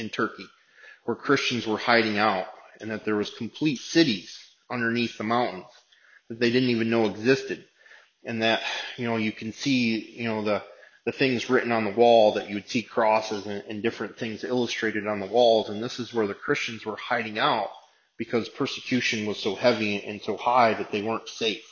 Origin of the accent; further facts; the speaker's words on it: United States; I just say that I'm American